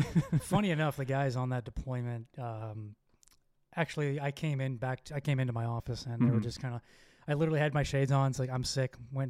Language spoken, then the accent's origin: English; Miami, Florida, United States; moved away as an adult; also born or lived in Bahrain; now in Texas, United States; I grew up in Miami